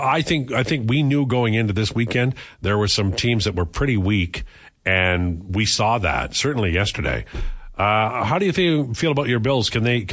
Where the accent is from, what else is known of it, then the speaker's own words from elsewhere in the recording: United Kingdom; As a Brit, we do have some very good food.